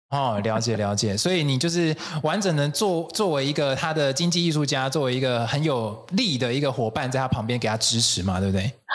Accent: Taiwan; 身为台湾人的我们

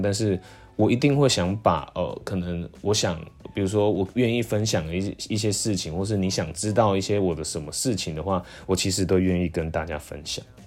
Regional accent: Jiali, Tainan, Taiwan; first language Taiwanese Hokkien; Chinese is a second language; moved away; 我是来自台南

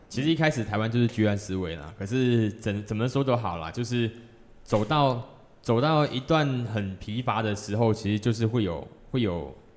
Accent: Malaysia; 我身为一个马来西亚人

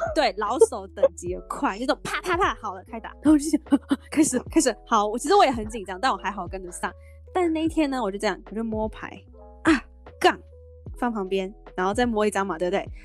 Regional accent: Hong Kong; now in Taiwan; 我是香港人哦，我啊。爱打到不行哦。而且我之前在香港是我每天陪我奶奶打麻将，每天哦每天打。对，就是每天打，而且在香港打麻将是，呃，他们就是这样一条走廊，然后有很多户嘛，你走在走廊上，每一间都在打麻将，你都可以听到砰砰砰砰砰的声音

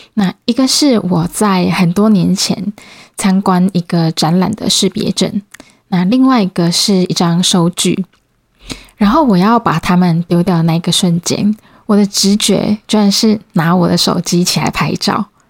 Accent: Changhua County, Taiwan; moved away as an adult; also born or lived in Kaohsiung; now in Taipei, Taiwan; 其实我是彰化人，然后以前大学是在高雄读书

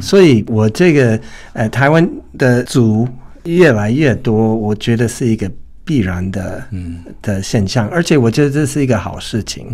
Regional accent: United States; first language English; Chinese is a second language; now in Taiwan; 我是来自美国

